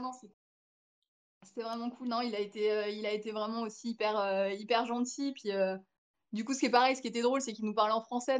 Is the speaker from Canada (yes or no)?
no; France; on vient de France